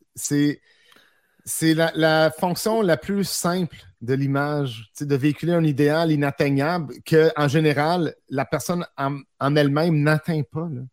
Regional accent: Quebec, Canada; je suis un Québécois

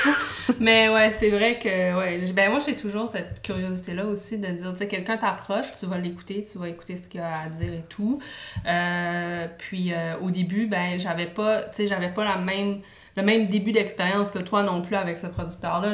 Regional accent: New Brunswick, Canada; now in Montreal, Canada; je, suis acadienne, je viens du Nouveau-Brunswick

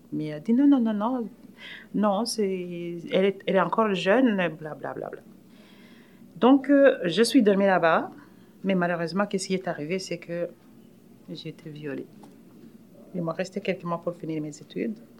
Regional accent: Burundi; accent: African; French is a second language; moved away as an adult; now in Canada

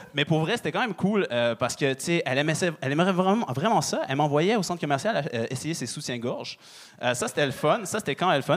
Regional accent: Quebec, Canada; je suis euh, québécois d'origine marocaine. Fait que euh, moi, j'ai grandi à, la québécoise dehors et à la marocaine à la maison

